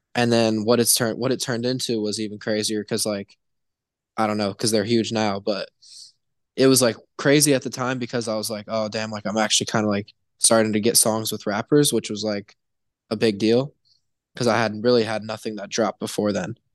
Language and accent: English; Indianapolis, Indiana, United States; now in Cincinnati, United States; I'm from, uh, Indianapolis, Indiana, kind of middle of nowhere